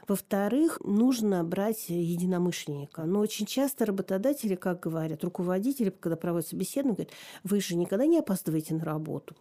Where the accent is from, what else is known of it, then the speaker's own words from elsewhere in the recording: Tomsk, Tomsk Oblast, Russia; also born or lived in Novosibirsk; я переезжала из Новосибирска в Томск